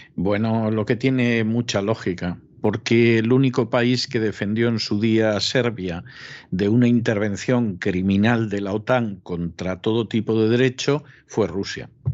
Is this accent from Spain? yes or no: yes; Spain; siendo español y dependiendo de Iberdrola